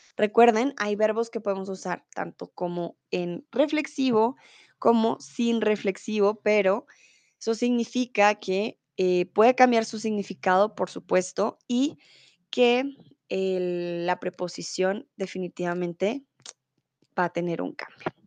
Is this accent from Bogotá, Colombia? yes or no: yes; Bogotá, Colombia; Soy de Colombia, soy de Bogotá